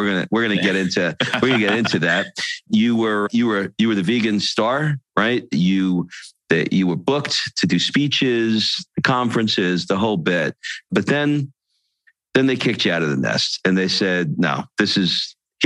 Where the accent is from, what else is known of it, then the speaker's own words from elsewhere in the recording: New York, United States; I'm from New York